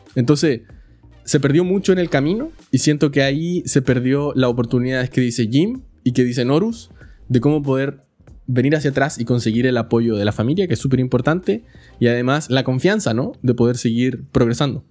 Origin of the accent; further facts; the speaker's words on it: Chile; now in California, United States; yo no vivo en el país donde nací. Yo soy de Chile y vivo en Estados Unidos, en California